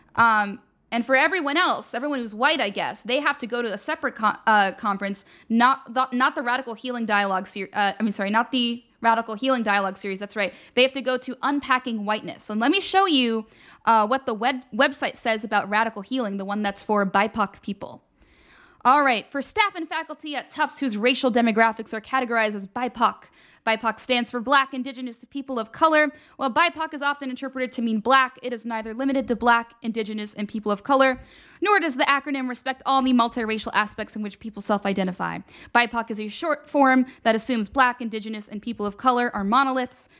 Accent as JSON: {"language": "English", "region": "Pennsylvania", "country": "United States", "said": "I'm from Pennsylvania"}